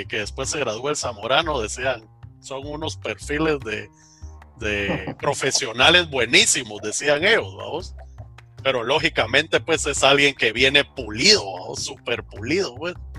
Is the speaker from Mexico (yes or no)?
no; Santa Lucía, Guatemala; en Santa Lucía, vamos, donde soy